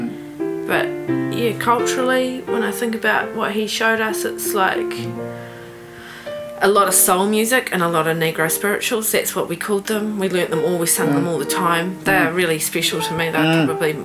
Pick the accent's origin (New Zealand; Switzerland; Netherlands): New Zealand; also born or lived in Sydney, Australia / San Diego, United States / Hawke's Bay, New Zealand; I'm from New Zealand. I'm not European. I am actually a New Zealander, but I'm not Māori.